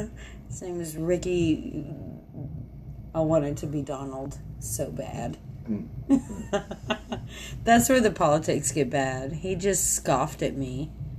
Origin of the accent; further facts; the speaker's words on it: the South, United States; Hey, guess what? We're from the South.